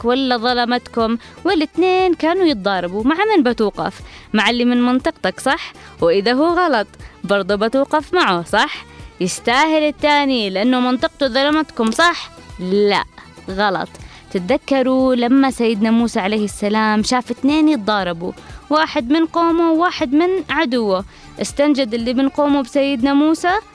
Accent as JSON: {"language": "Arabic", "country": "Yemen"}